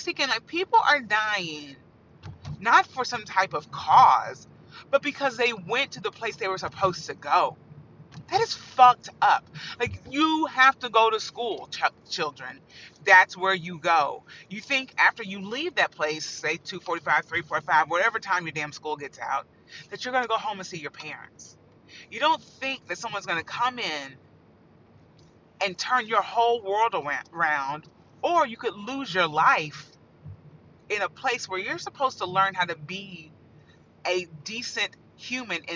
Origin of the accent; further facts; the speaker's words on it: Indiana, United States; I grew up in Indiana.